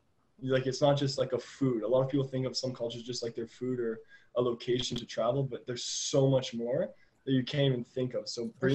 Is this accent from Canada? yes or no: yes; Ottawa, Ontario, Canada; I came from Ottawa, and the area I lived in was not very diversified.